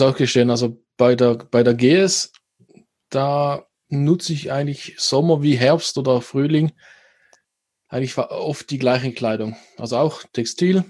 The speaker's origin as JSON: {"language": "German", "country": "Switzerland", "said": "hier bei uns in der Schweiz"}